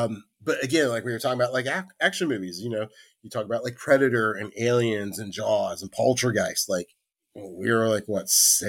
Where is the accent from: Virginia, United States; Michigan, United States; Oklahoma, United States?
Virginia, United States; Virginia Beach; Well, see, my family's from Carolina, and I grew up primarily in Virginia Beach. And we got stationed there in 84, 85.